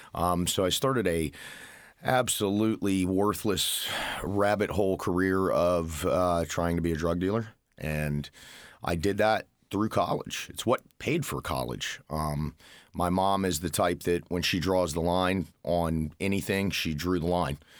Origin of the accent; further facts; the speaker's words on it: Florida, United States; moved away as an adult; now in Indiana, United States; was born and raised in Florida